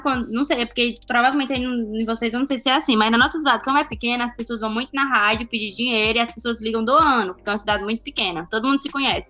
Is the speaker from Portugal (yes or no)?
no; Northeast Region, Brazil; accent: nordestino; moved away; eu tinha muito sotaque nordestino. Eu ainda tenho